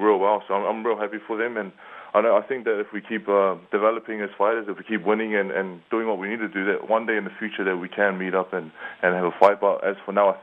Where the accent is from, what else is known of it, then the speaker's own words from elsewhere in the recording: New Zealand; also born or lived in Samoa (ancestry); now in Las Vegas, United States; I am from New Zealand. I was born in New Zealand, born and raised.